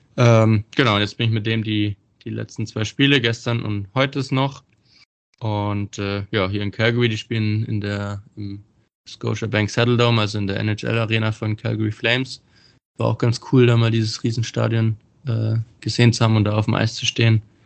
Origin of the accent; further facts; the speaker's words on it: Bietigheim-Bissingen, Baden-Württemberg, Germany; ich bin ja aus Bietigheim